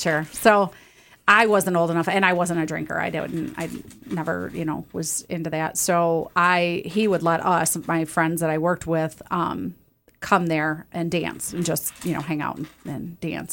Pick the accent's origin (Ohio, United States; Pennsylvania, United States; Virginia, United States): Ohio, United States; Toledo; I was born and raised in Toledo